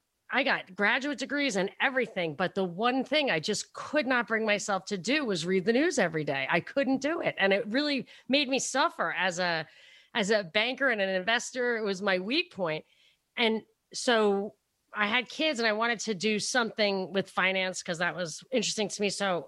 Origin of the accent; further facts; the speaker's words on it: Brooklyn, New York, United States; I mean, even though I'm from Brooklyn, it's kind of theoretical.